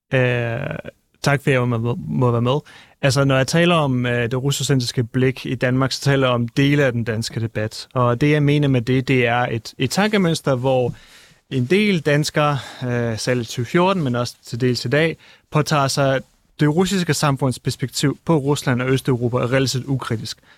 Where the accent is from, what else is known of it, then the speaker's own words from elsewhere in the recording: Kyiv, Ukraine; moved away; also born or lived in Crimea; jeg er født i Kiev og boet på Krim og er kommet fra et øh, russisk familie